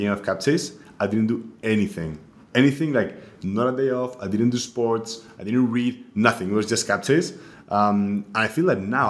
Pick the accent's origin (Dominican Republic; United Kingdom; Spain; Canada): Spain; moved away as an adult; also born or lived in Munich; now in New York, United States; I'm originally from Spain, so I grew up there